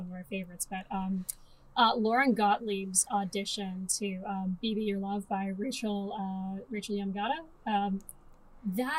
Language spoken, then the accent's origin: English; Timmins, Ontario, Canada; I'm from Timmins, Ontario, where just like it's what you do.